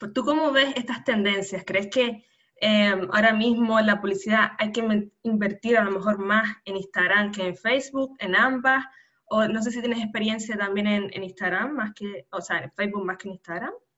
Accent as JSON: {"language": "Spanish", "region": "Canary Islands", "country": "Spain", "tie": "born or raised there", "said": "nacida en Canarias"}